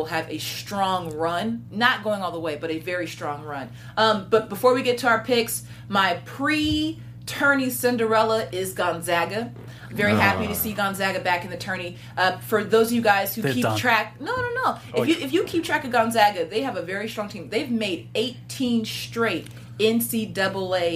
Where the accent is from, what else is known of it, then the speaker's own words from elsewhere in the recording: Washington, United States; I'm from Washington State